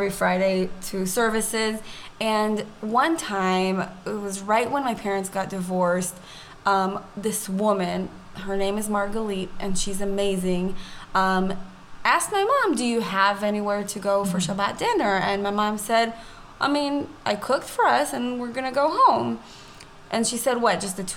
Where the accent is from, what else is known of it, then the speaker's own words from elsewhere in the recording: Omer, Southern District, Israel; moved away; I grew up in Omer. It's a small suburb next to Be'er Sheva